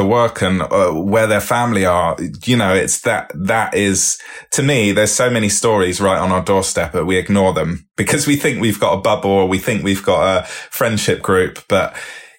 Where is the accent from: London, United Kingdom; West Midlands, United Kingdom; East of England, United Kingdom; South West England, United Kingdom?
South West England, United Kingdom; Bristol; I grew up in Bristol